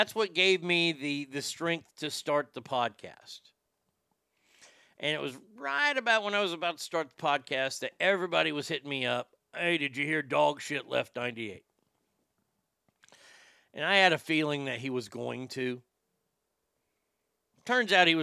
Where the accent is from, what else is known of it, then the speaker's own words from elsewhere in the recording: Texas, United States; I'm a Texan